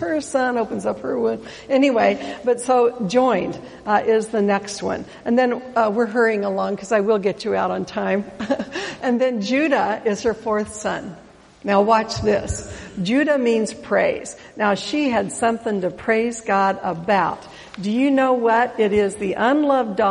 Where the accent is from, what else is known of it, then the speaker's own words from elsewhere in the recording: Oregon, United States; I'm from Oregon